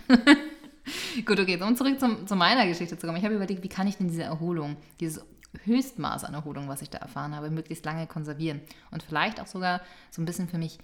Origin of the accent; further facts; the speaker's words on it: Hamburg, Germany; meine Heimatstadt hier